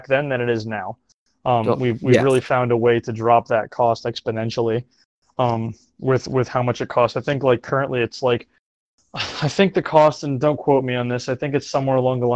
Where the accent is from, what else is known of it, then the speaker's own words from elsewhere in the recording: Florida, United States; growing up in Florida where the rocket launches happen out of Cape Canaveral